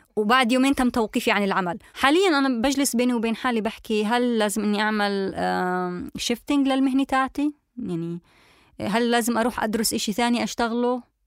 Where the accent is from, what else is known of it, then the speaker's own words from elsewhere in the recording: Palestine; now in Germany; انا كفلسطينيه